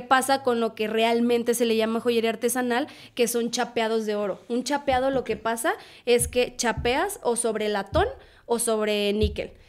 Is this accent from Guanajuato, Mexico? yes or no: yes; Irapuato, Guanajuato, Mexico; moved away as an adult; also born or lived in León, Guanajuato; now in Guadalajara, Mexico; soy de Irapuato, Guanajuato